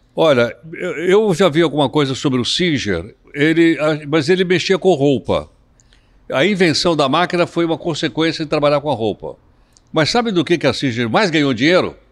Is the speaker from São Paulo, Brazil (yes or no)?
yes; São Paulo, Brazil; eu sou da Baixada do Glicério